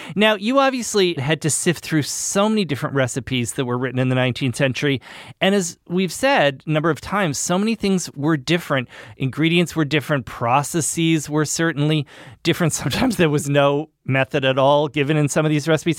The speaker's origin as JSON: {"language": "English", "region": "New England", "country": "United States", "said": "I'm from New England"}